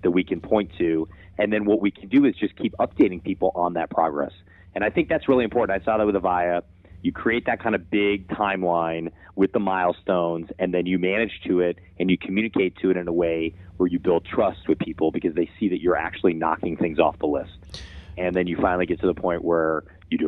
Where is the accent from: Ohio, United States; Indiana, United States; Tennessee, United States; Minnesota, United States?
Ohio, United States; Cleveland; moved away; growing up in Cleveland, Ohio